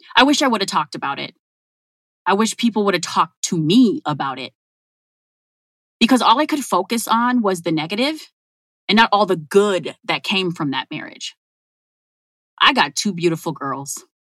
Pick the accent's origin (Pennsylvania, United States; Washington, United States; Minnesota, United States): Minnesota, United States; Minneapolis; I grew up in North Minneapolis.